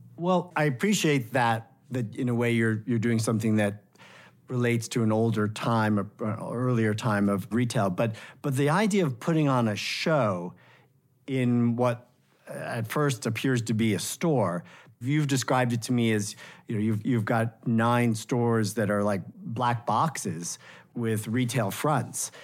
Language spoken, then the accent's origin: English; New York City, New York, United States; I grew up in New York City